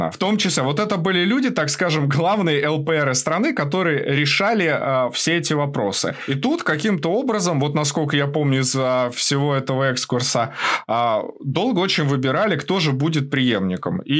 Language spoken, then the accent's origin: Russian; Russia; now in Ukraine; Я вообще э, родился и вырос в России, но волею судьбы, как бы, я там последние 10 лет живу в Украине.